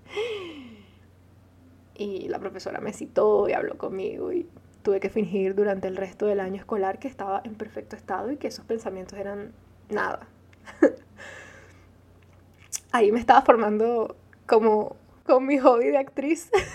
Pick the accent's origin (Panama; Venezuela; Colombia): Venezuela; first language Arabic; Spanish is a second language; Nací en Venezuela siendo hija de padres árabes